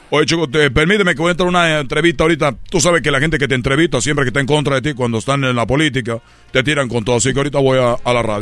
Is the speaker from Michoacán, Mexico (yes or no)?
yes; Michoacán, Mexico; Entonces yo soy de aquí, de, de Michoacán. Yo soy de, de aquí, de... Soy de Zamora, Michoacán de De Tingambato, Michoacán. De Puré, pero Soy de Puré, pero Michoacán.